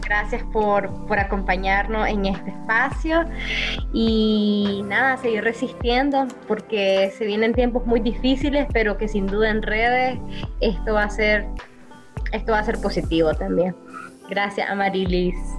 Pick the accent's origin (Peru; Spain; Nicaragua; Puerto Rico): Nicaragua; nosotras las mujeres nicaragüenses